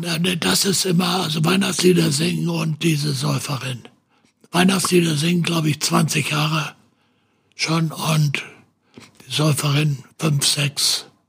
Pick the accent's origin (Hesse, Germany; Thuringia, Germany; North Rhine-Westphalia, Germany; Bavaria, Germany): Hesse, Germany; also born or lived in St. Pauli, Hamburg; now in Hamburg, Germany; meine Heimat ist Hessen